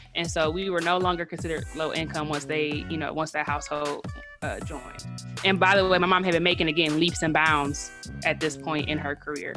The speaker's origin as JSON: {"language": "English", "town": "Detroit", "region": "Michigan", "country": "United States", "tie": "born or raised there", "also_born_or_lived": "Lansing, Michigan / North Carolina", "said": "I'm from Detroit, but I wasn't born there. So my mom had me when she was in college at Michigan State. So we actually lived in Lansing until I was eight, and then I moved to Detroit."}